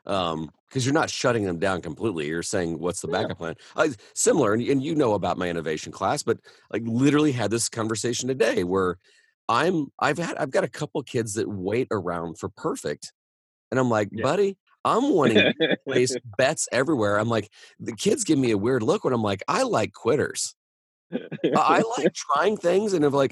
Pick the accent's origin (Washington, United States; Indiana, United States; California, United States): Indiana, United States; I'm from Indiana.